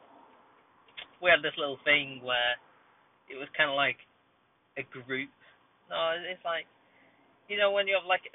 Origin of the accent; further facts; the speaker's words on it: Bolton, North West England, United Kingdom; also born or lived in Atherton; This is the hometown. I was born in Bolton, you know. I'm a Bolton lad